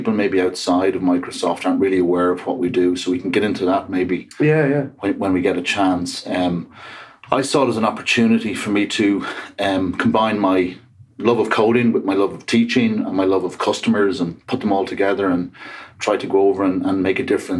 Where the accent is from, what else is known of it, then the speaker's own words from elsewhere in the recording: Dublin, Leinster, Ireland; accent: Irish; moved away as an adult; also born or lived in Seattle area, United States; now in Seattle, United States; from Dublin, Ireland. But been here quite a while.